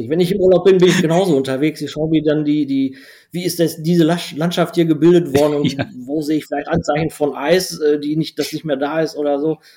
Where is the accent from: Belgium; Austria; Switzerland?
Belgium; first language nl; German is a second language; der ist allerdings dann niederländisch, was komplett anderes, meine Muttersprache. Wie gesagt, ich habe in Belgien ähm, mein Abitur gemacht